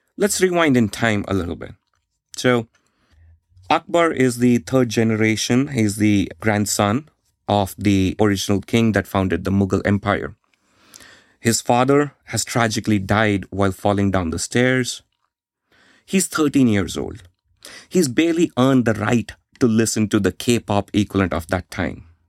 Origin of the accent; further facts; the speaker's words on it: India; I grew up in India in the 1990s.